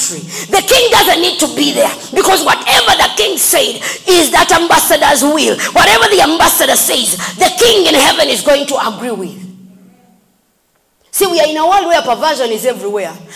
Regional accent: Kapchorwa, Uganda; I'm from Kapchora and I say Takwenyo

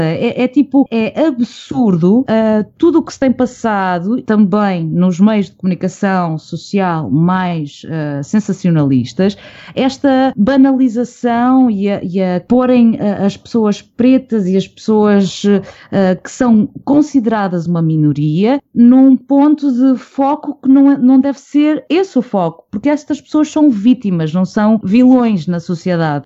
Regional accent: Portugal; sendo Tuga

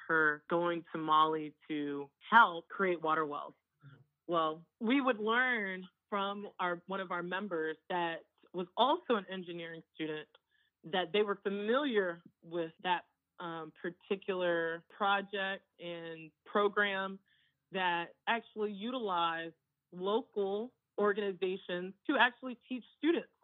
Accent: United States; growing up in the United States of two Nigerian immigrant parents

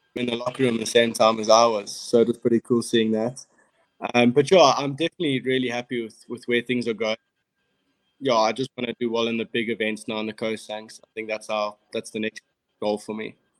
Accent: Cape Town, Western Cape, South Africa; I grew up in Cape Town

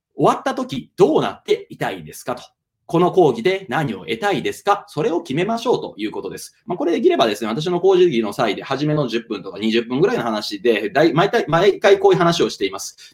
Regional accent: Kansai, Hyogo, Japan; 私、兵庫県民、え関西人でございますので

